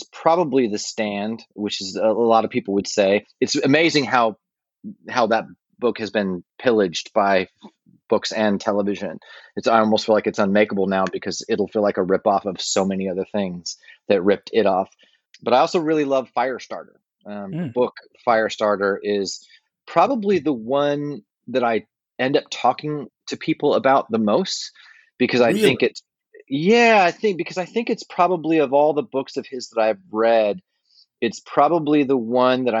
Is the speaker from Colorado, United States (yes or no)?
yes; Westminster, Colorado, United States; where I grew up in Westminster, Colorado